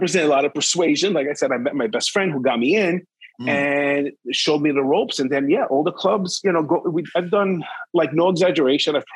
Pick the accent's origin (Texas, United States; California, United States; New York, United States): New York, United States; I grew up in New York